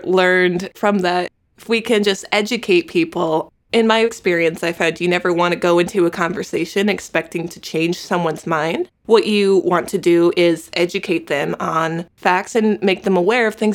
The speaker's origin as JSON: {"language": "English", "region": "Connecticut", "country": "United States", "moved": "yes", "lives_now": "Los Angeles, United States", "said": "I'm originally from the East Coast, Connecticut"}